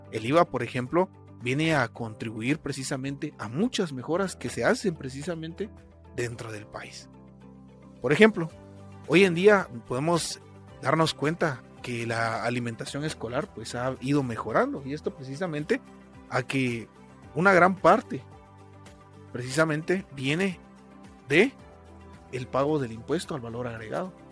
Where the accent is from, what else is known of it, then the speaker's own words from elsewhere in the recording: Guatemala; Creo que como guatemaltecos, en más de una ocasión nos hemos hecho esta pregunta, ¿para qué sirven los impuestos? En Guatemala, en la actualidad, existen dos clases de impuestos